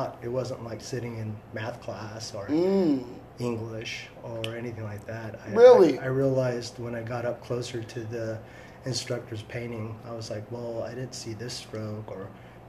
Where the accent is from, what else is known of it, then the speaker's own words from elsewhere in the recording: Fresno, California, United States; also born or lived in Aleppo, Syria; I was born in 1973. I'm from Syria, Aleppo. I came to Fresno, California when I was 3 years old, and raised as a Christian, went to an Orthodox church by the name of Holy Trinity here in Fresno